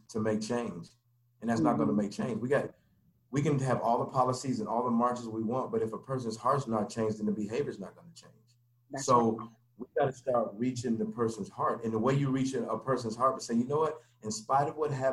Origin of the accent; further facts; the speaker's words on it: Denver, Colorado, United States; I grew up in Denver, Colorado. I'm from Denver, Colorado. And I grew up there, you know, basically all my life